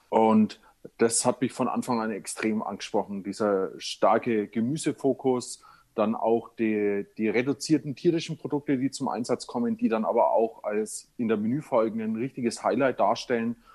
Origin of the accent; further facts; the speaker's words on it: Nuremberg, Bavaria, Germany; ich komme ja aus Nürnberg